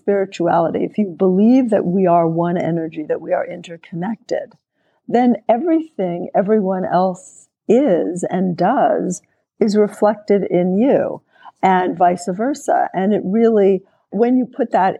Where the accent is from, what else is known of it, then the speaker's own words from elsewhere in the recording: New York City, New York, United States; I grew up in New York City